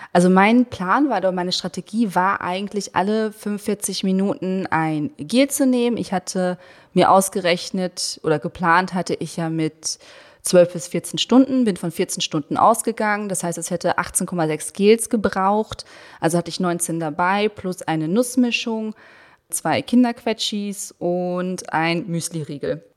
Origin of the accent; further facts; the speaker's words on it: Berlin, Germany; ich als Berlinerin